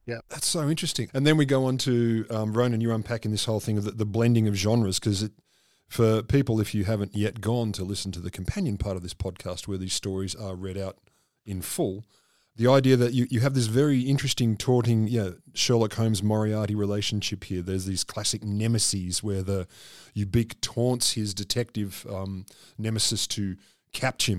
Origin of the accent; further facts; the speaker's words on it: Australia; I'm fairly Australian